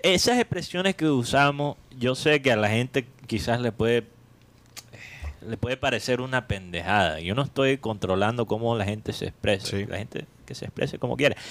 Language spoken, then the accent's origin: Spanish; Colombian Caribbean coast, Caribbean Region, Colombia; nosotros como costeños